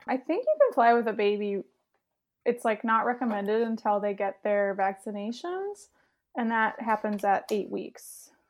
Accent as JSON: {"language": "English", "town": "Saint Paul", "region": "Minnesota", "country": "United States", "tie": "born or raised there", "moved": "yes", "said": "I grew up in Saint Paul"}